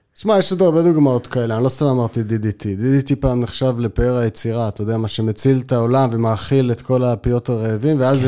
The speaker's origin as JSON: {"language": "Hebrew", "town": "Haifa", "region": "Haifa District", "country": "Israel", "tie": "born or raised there", "said": "אני חיפאי במקור, ותמיד הים היה בשבילנו, כבר בילדות היה בשבילנו מקום שהיינו הולכים אליו המון"}